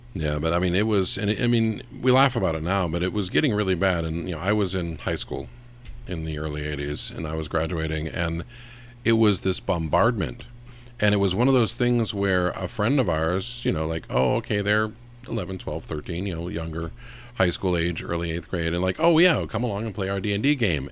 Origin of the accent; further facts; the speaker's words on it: West Coast, United States; I grew up in the West Coast